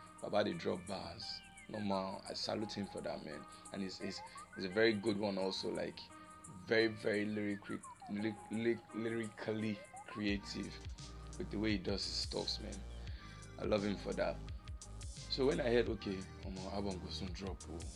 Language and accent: English; Nigeria; accent: Nigerian; I know from my accent, you all know already that I'm a Nigerian